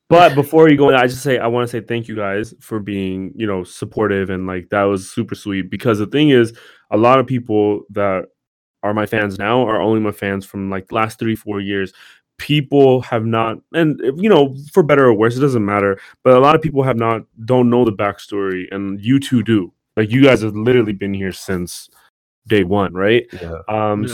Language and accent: English; Hayward, California, United States; growing up in Hayward, California